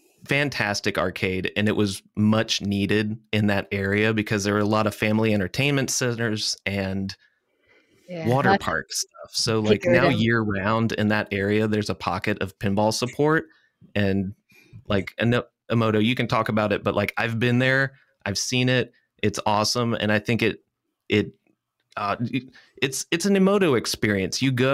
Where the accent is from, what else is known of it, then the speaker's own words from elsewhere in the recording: Alabama, United States; I am from Alabama, and my family has a history in that part of the region, like the Alabama Gulf Coast.